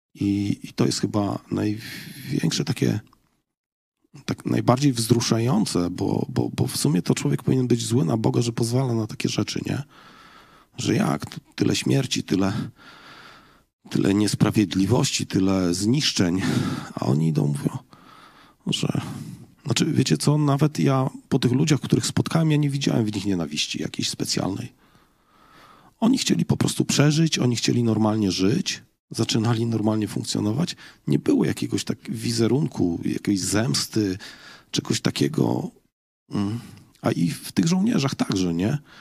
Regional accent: Poland; jestem z Polski

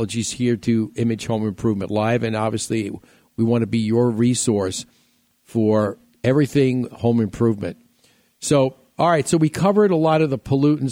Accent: New York, United States; moved away; when I was growing up in New York

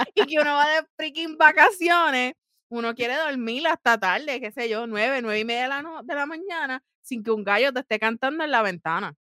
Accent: Puerto Rico; moved away; yo soy boricua, pero a mí ya se me cayó la piel de boricua

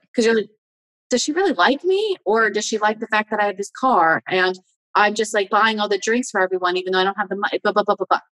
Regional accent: United States; I'm American

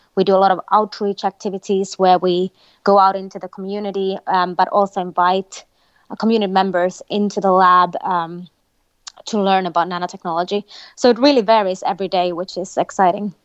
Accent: Finland; moved away as an adult; I was born in Finland, uh, a country in North Europe, but I've also lived, um, throughout my career all over the world

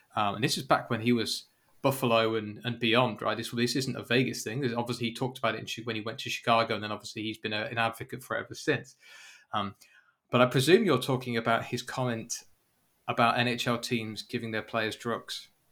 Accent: United Kingdom; I'm British

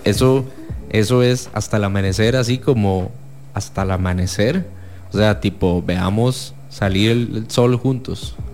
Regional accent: San José, Costa Rica; yo soy alguien de Chepe

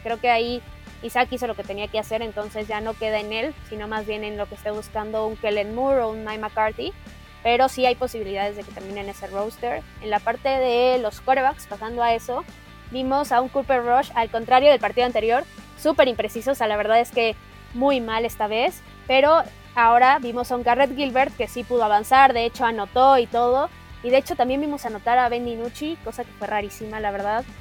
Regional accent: Mexico; como mexicanos

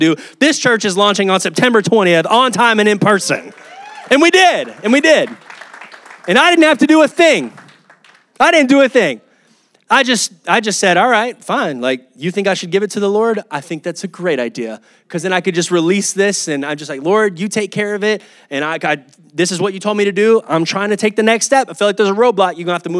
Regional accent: Round Rock, Texas, United States; also born or lived in Oklahoma; now in Kyle, United States; I would consider this my hometown. Grew up in Round Rock, came to Kyle.

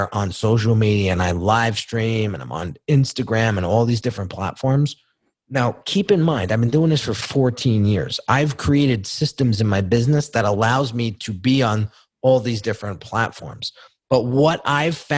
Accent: United States; I grew up right outside New York City.

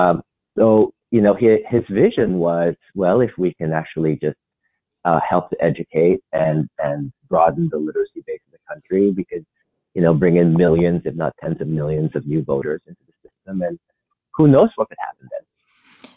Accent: Philippines; moved away as an adult; now in United States; I'm from the Philippines. Yeah, and I came to the US

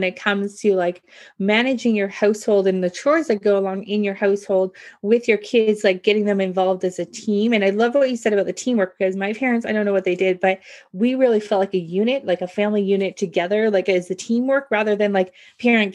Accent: Canada; I'm Canadian

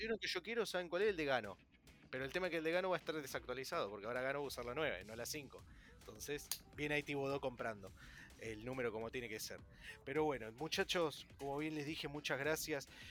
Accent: Argentina; el único argentino que habla de fútbol americano

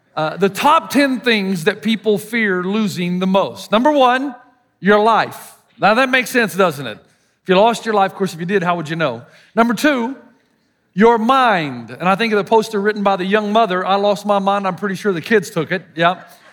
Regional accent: the South, United States; accent: Southern; my Southern accent

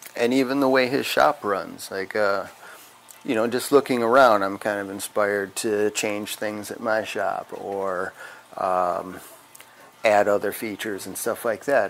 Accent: Wisconsin, United States; I'm from Wisconsin

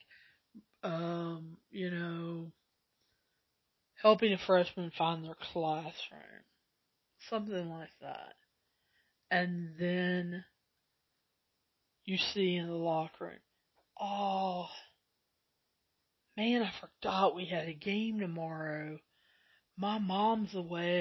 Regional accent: the South, United States; I'm from the South

